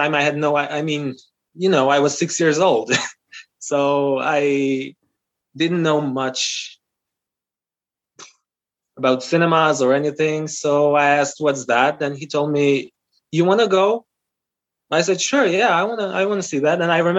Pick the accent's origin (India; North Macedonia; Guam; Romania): North Macedonia; first language Albanian; English is a second language; because I'm from North Macedonia. The official language in North Macedonia is Macedonian. It's a Slavic language. But I come from the Albanian community, so I'm a different nationality. And my mother tongue is Albanian.